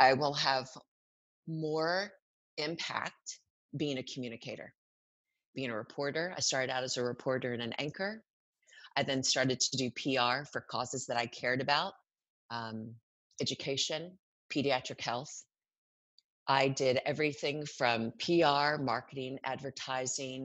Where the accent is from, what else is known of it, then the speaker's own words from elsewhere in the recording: Arkansas, United States; I grew up in Arkansas